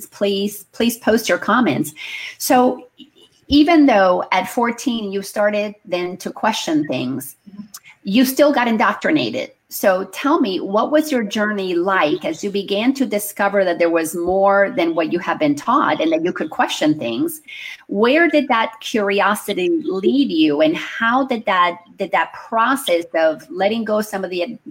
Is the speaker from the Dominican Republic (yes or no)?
yes; Dominican Republic; we grew up in the Dominican Republic, where Christopher Columbus built the first cathedral of the Americas.